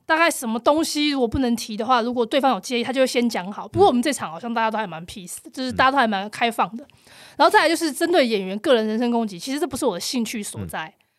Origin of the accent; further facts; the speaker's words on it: Taipei, Taiwan; 我是台北人，我不用付房租